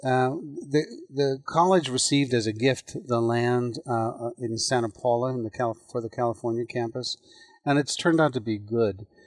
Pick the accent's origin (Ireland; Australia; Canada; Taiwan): Ireland; now in United States; I'm an immigrant. I was born in Ireland.